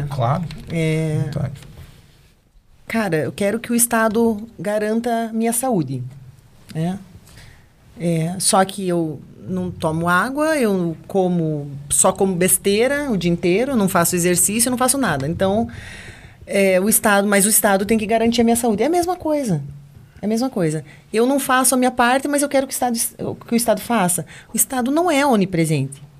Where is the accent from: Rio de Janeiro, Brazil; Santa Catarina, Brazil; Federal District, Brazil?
Rio de Janeiro, Brazil; não ando com arma, mas sou carioca.